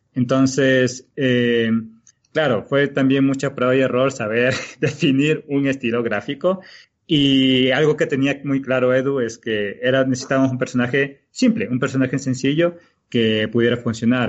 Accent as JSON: {"language": "Spanish", "region": "Galápagos", "country": "Ecuador", "moved": "yes", "lives_now": "Quito, Ecuador", "said": "yo soy de Galápagos, Ecuador"}